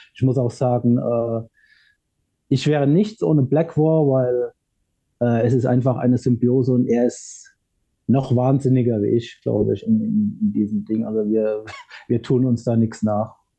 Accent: Ludwigshafen, Rhineland-Palatinate, Germany; bei uns in Ludwigshafen haben viele, viele Bands gespielt

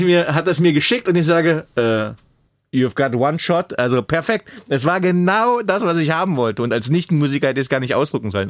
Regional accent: Magdeburg, Saxony-Anhalt, Germany; geboren damals in Magdeburg 1981

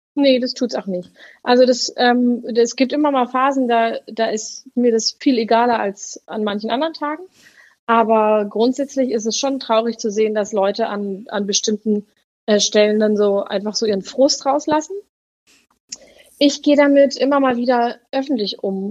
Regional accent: Berlin, Germany; ich komme aus Berlin, bin 33 Jahre alt und arbeite als Pfarrerin im Kirchenkreis Tempelhof-Schöneberg.

